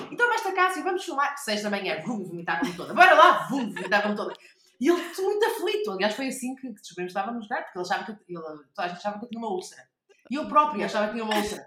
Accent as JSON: {"language": "Portuguese", "country": "Portugal", "said": "sou portuguesa"}